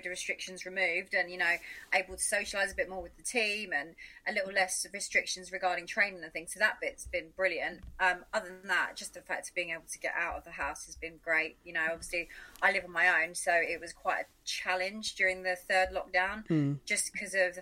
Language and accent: English; Essex, East of England, United Kingdom; I'm originally from Essex